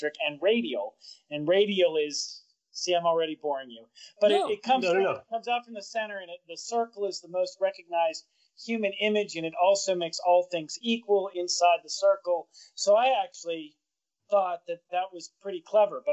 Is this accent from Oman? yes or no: no; Pittsburgh, Pennsylvania, United States; growing up in Pittsburgh